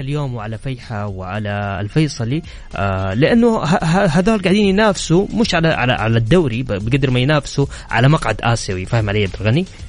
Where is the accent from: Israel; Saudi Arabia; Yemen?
Saudi Arabia